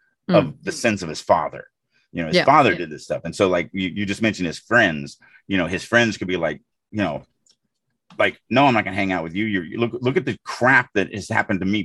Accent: Deep South, United States; I grew up in the Deep South.

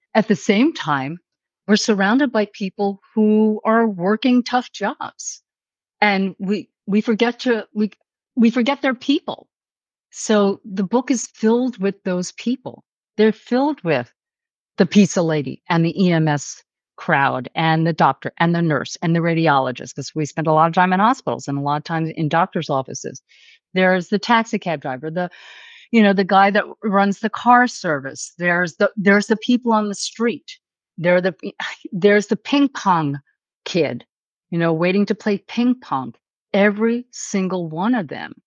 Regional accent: New York City, New York, United States; I'm a New Yorker

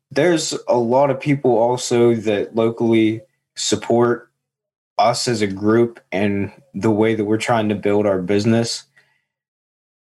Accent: Seward, Pennsylvania, United States; also born or lived in Latrobe, Pennsylvania; I'm actually from a little town outside of Johnstown, Pennsylvania

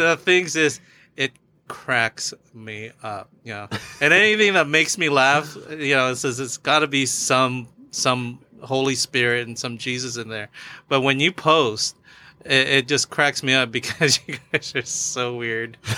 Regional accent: Philippines; I'm Filipino

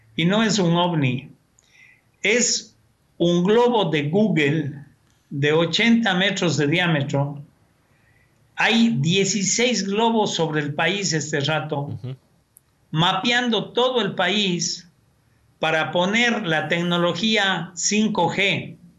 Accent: Cuenca, Azuay, Ecuador; moved away; Yo nací y crecí en una ciudad, en Cuenca, tomando agua del tubo

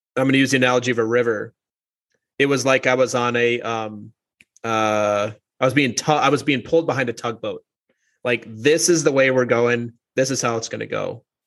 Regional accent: Minnesota, United States; moved away; also born or lived in New York; I'm from Minnesota originally. People just right. talk a little bit slower there

